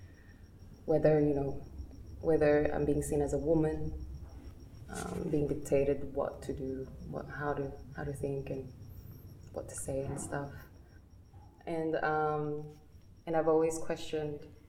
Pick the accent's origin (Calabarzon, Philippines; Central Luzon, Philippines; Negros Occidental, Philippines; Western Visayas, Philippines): Central Luzon, Philippines; Balanga; now in Sydney, Australia; I'm from Tenejero, Balanga, Bataan